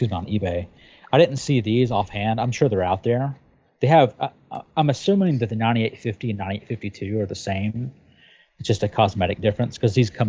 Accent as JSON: {"language": "English", "region": "Tennessee", "country": "United States", "moved": "yes", "said": "I'm from Tennessee originally"}